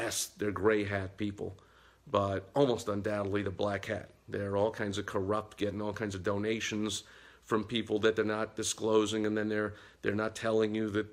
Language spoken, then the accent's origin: English; New York, United States; growing up in New York